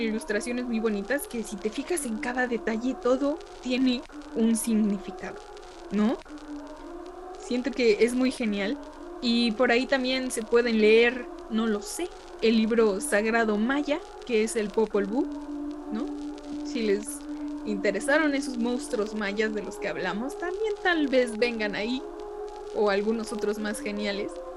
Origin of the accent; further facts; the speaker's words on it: Mexico; somos mexicanos y no sabemos ni qué onda con la mitología tan genial de mi México